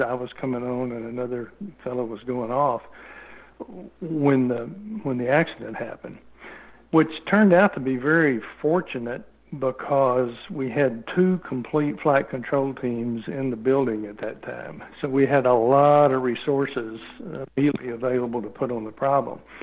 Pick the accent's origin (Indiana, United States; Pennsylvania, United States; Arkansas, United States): Arkansas, United States; I grew up in Arkansas